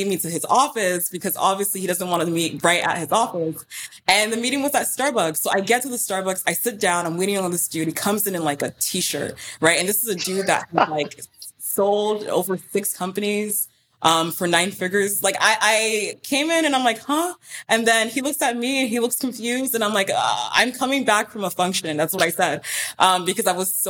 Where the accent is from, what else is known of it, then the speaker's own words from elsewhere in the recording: Houston, Texas, United States; I did grow up in Houston, which is about a 2-hour drive from Austin